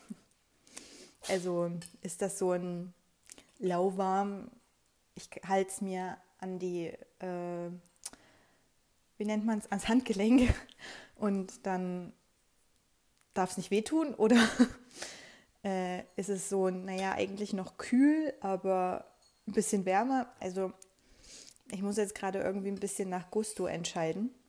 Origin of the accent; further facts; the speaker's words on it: Leipzig, Saxony, Germany; pendle ich im Homeoffice zwischen meiner Heimatstadt Leipzig und Thüringen, wo mein Freund lebt.